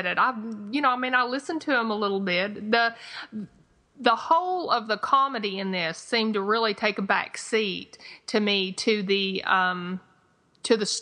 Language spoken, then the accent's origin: English; the South, United States; accent: twangy Southern; my twangy Southern accent